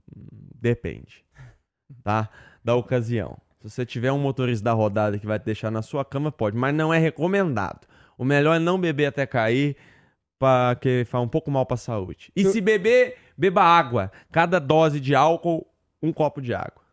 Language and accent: Portuguese; interior of Minas Gerais, Brazil; Eu que sou mineiro do interior, o interior de Minas tem toda uma cultura